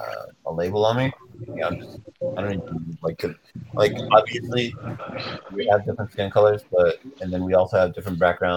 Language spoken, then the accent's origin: English; United States; I would put myself as American first, because this is where I grew up. This is my language.